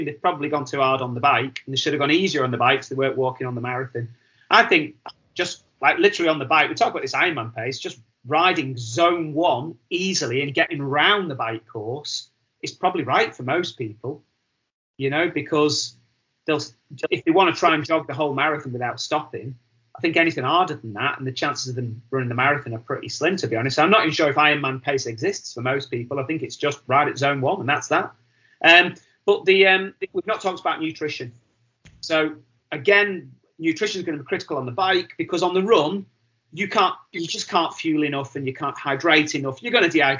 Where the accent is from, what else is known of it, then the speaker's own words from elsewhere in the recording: Wigan, North West England, United Kingdom; I'm from Wigan